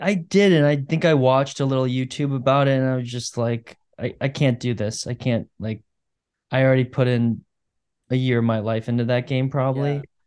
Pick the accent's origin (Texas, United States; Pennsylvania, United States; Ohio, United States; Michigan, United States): Michigan, United States; I am from Michigan